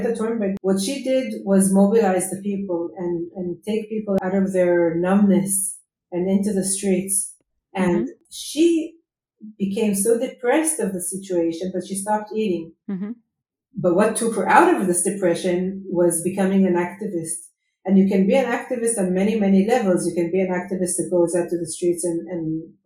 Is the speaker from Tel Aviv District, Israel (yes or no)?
yes; Herzliya, Tel Aviv District, Israel; I grew up in Herzliya, in Tel Aviv. It's in Herzliya, it's along the coast of Israel.